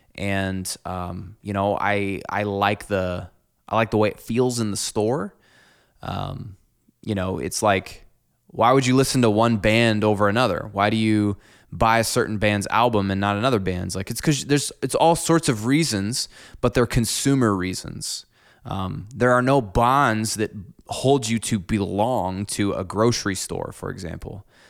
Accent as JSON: {"language": "English", "town": "Clinton", "country": "United States", "tie": "born or raised there", "said": "I'm the fourth generation to grow up in my church that I, that I grew up in here in Clinton."}